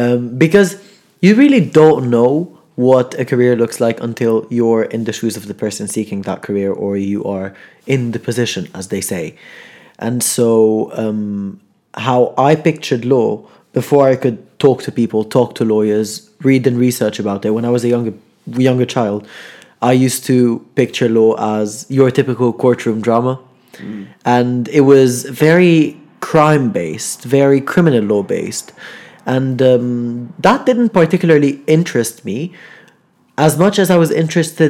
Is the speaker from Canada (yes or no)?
no; Lebanon; now in Manchester, United Kingdom; I'm from Lebanon